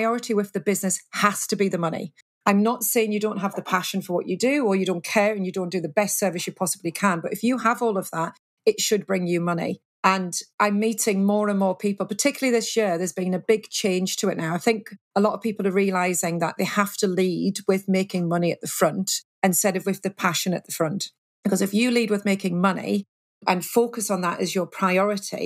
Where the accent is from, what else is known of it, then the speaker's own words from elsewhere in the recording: United Kingdom; we're very British